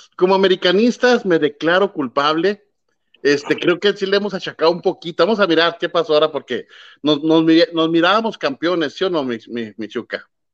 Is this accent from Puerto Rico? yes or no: no; Mexico; soy, sea mexicano